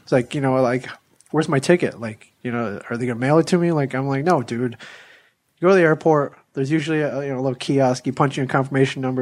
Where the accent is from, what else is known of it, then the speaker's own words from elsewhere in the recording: Ann Arbor, Michigan, United States; I grew up in Ann Arbor